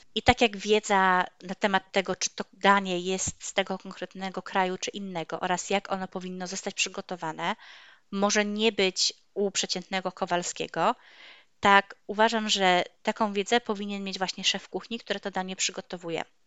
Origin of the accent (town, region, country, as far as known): Poland; also born or lived in Toruń